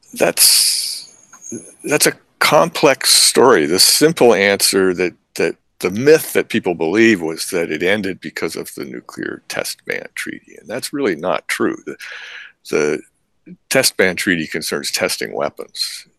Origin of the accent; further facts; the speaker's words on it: Princeton, New Jersey, United States; moved away; also born or lived in Alaska; when I had been a child, growing up in Princeton